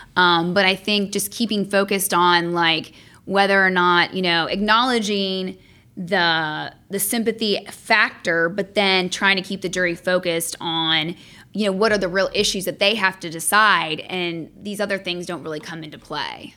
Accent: Franklin, Tennessee, United States; moved away as an adult; also born or lived in Athens, Georgia / Austin, Texas; now in Atlanta, United States; I grew up outside of Nashville, Tennessee, in a town called Franklin.

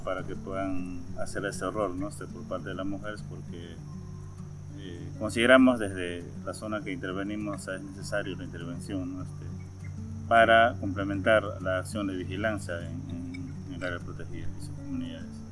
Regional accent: Peru; soy de Perú, trabajo en Camaracairi

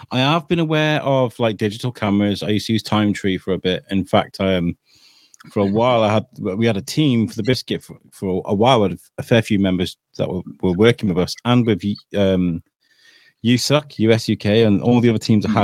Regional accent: Wrexham, Wales, United Kingdom; now in Shrewsbury, United Kingdom; I grew up in Wrexham, which is a little bit further over the border

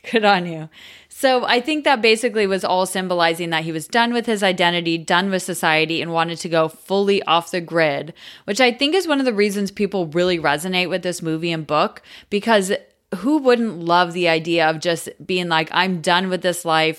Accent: United States; I'm American

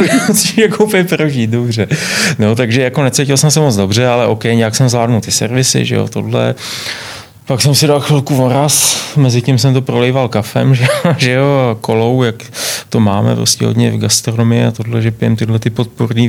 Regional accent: Czechia; also born or lived in London; tady u nás v Čechách

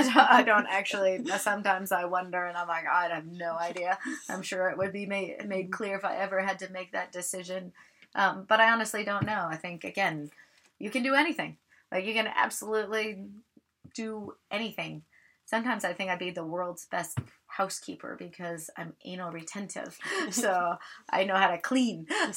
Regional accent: Alaska, United States; And I grew up in Alaska. As I said, my dad was in the Coast Guard.

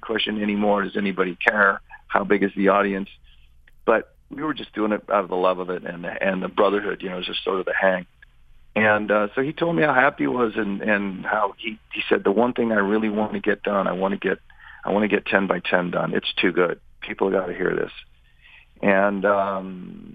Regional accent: Redding, California, United States; I'm from Redding, California

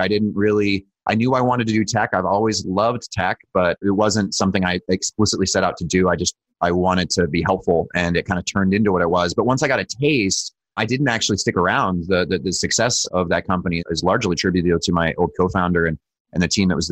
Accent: Utah, United States; I was born in Utah

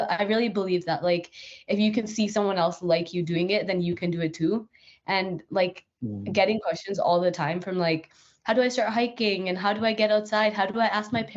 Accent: Northern Alberta, Canada; also born or lived in Edmonton, Canada; I grew up in Northern Alberta

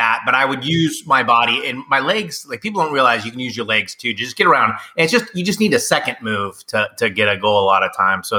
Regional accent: Poway, California, United States; now in Roseville, United States; I'm from Poway, California. It's in San Diego. It's a suburb, like a Roseville to Sacramento.

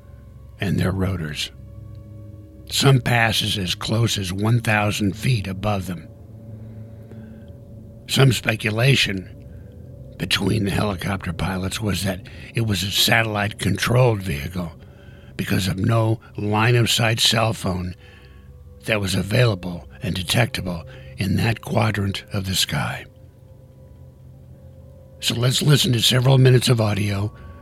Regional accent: Tucson, Arizona, United States; Tucson, Arizona, my hometown where I'm recording this podcast

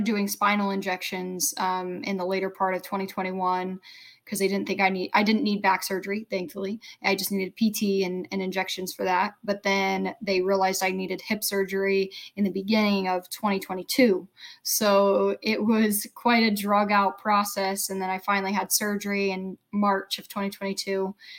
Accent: United States; I was the only American

